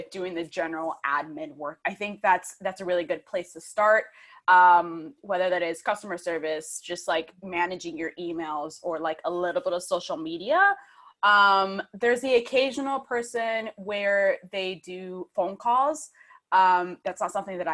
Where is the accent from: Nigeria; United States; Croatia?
United States; Michigan; now in United Kingdom; I am originally from Michigan, but I'm currently based in the UK